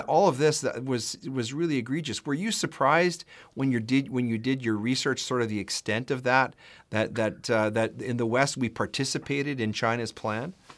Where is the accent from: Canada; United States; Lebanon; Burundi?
Canada; I am a husband, a father, a lawyer, a Christian, and a proud Canadian.